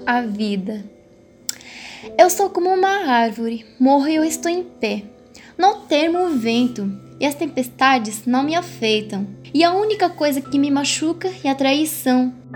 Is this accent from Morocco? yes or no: yes; Morocco; moved away; tenho 16 anos, eu sou do Marrocos